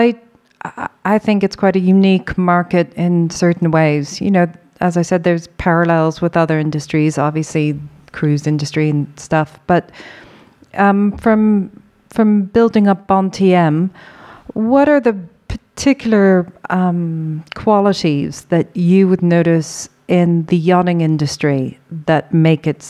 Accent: Ireland; being Irish

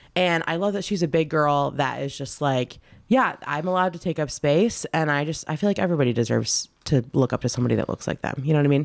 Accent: Michigan, United States; we're from Michigan

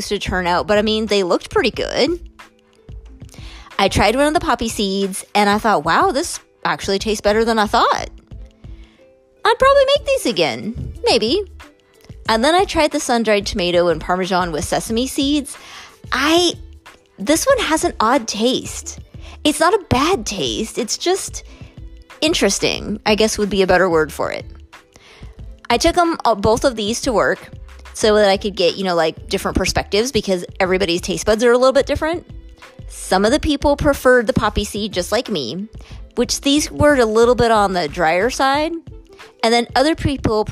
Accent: United States; as an American

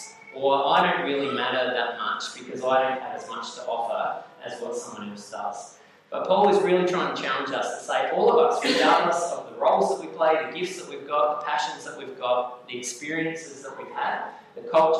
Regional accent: Australia; this is really, really helpful for those of us who have been born and raised in Australia

